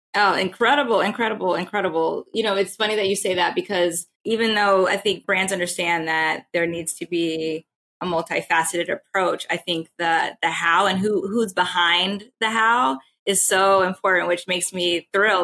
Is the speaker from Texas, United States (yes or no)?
yes; Texas, United States; I'm from Texas.